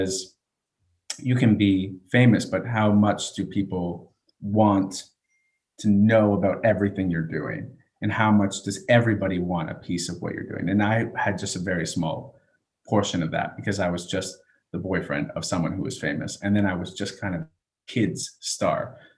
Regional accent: Canada; also born or lived in United States; So I say I'm from Canada, a Canadian educator. I'm really from a military base, if that's really how I had to think back.

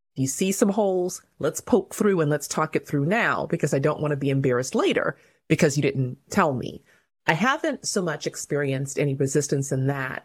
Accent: Covina, California, United States; also born or lived in Inglewood, California / Zimbabwe; I was born in Inglewood, California. When I was about six years old, we moved to Covina, California

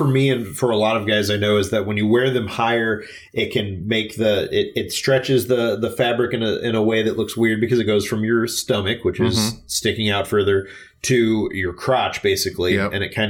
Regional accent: St. Louis, Missouri, United States; this one comes from my hometown. Maybe you've heard of it. It's called Budweiser.

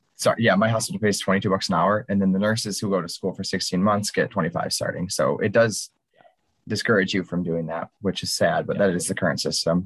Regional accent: Michigan, United States; I'm from Michigan

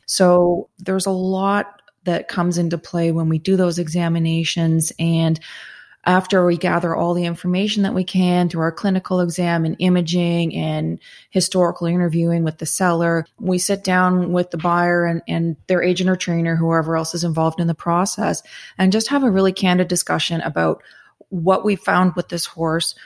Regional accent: Southern Ontario, Canada; I am from Southern Ontario originally

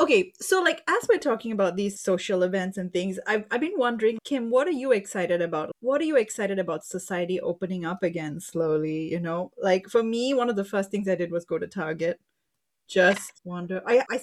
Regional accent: Singapore; now in United States; So I'm Indian and of Indian descent. And I grew up in Singapore, though.

